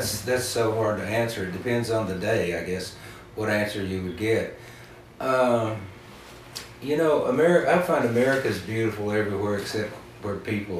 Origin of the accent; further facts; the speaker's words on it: North Carolina, United States; Well, I'm from Western North Carolina. It's where I make my home. My wife and I live there.